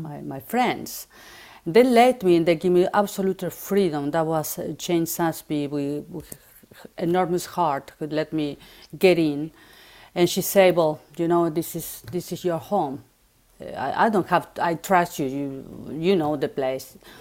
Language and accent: English; Buenos Aires, Argentina; English is a second language; moved away as an adult; now in Paris, France; I'm from Argentina. I grew up in Buenos Aires